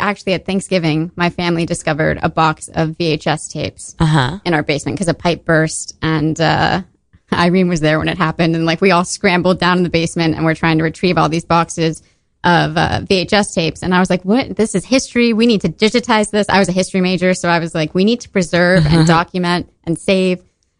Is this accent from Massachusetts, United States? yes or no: yes; Boston, Massachusetts, United States; born there; So I was born in 1991 in Boston, Massachusetts.